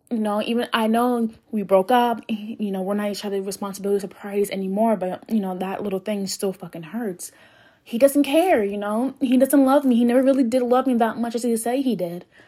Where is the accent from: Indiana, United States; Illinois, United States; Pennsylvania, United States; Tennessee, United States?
Pennsylvania, United States; Philadelphia; I'm from Philly. I'm just gonna say I'm I'm from Philly because I'm only like two minutes away from West Philadelphia.